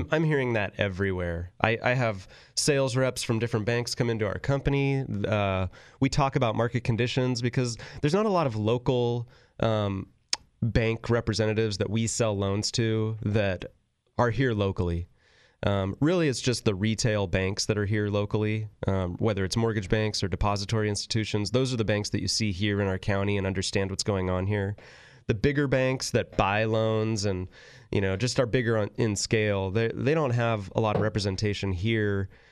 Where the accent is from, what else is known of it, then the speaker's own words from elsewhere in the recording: Northern California, United States; growing up in Northern California